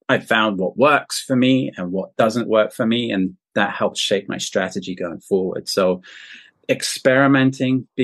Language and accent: English; south of England, United Kingdom; moved away as an adult; now in China; I'm British and I'm from the south of England